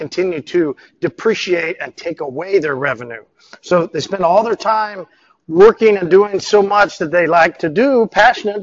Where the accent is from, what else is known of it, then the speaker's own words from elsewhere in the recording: Oklahoma, United States; I'm from Oklahoma